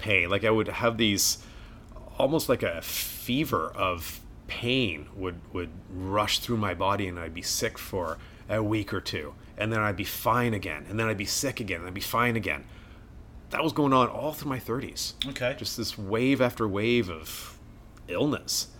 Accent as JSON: {"language": "English", "country": "Canada", "tie": "born or raised there", "also_born_or_lived": "Wales", "said": "we came to Canada when I was three, hence the thick accent"}